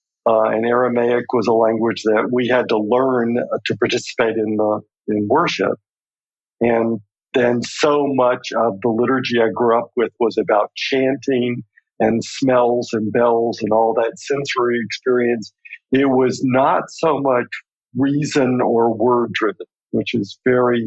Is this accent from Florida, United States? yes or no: no; Birmingham, Alabama, United States; I grew up in Alabama in the difficult days of the 1950s